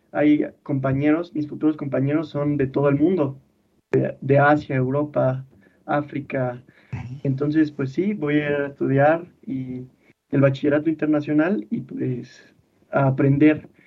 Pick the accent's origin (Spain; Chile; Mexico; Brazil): Mexico